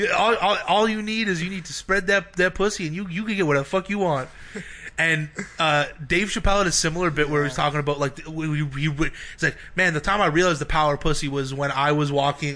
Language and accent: English; Brampton, Ontario, Canada; I grew up in Brampton